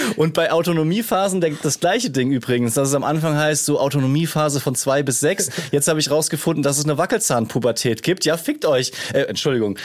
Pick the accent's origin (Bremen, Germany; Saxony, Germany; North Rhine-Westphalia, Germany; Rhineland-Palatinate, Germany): Rhineland-Palatinate, Germany; ich komme aus der Pfalz